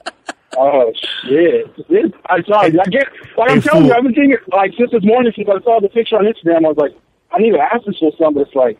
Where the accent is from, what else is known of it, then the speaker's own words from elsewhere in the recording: San Diego, California, United States; I'm from San Diego, but I'm a truck driver, man.